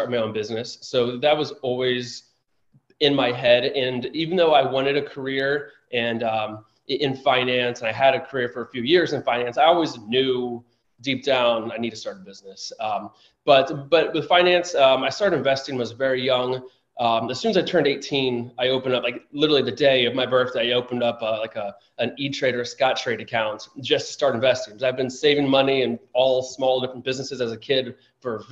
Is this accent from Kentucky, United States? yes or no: yes; Florence, Kentucky, United States; moved away as an adult; also born or lived in St. Louis, Missouri; now in Washington, DC, United States; I was raised in Florence, Kentucky, just south of Cincinnati, Ohio. But I was born in Eastern Kentucky